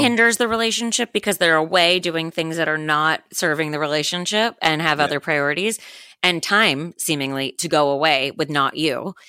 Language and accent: English; Miami, Florida, United States; I am from Miami